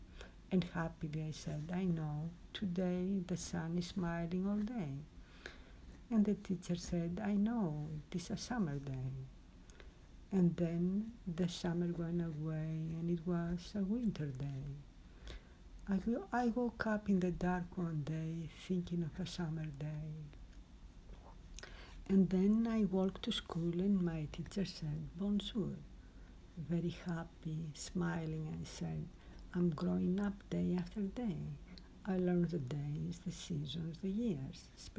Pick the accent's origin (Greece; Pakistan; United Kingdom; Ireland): Greece; I am from Greece.